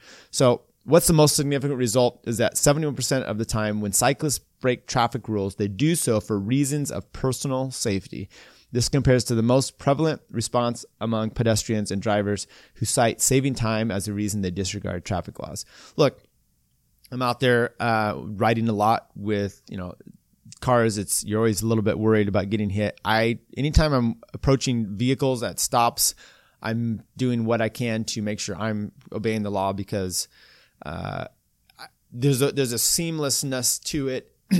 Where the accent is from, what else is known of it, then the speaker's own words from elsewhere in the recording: the Northwest, Pacific Northwest, United States; moved away; also born or lived in Folsom, California / Boulder; I grew up in the Northwest and you'd be out in all these wheat fields.